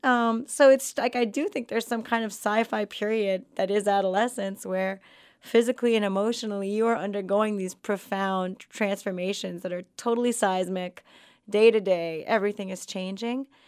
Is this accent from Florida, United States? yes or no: yes; Miami, Florida, United States; growing up in Florida